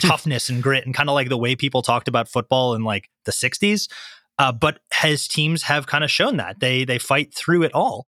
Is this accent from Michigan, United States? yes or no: yes; Detroit, Michigan, United States; I'm from the Detroit area.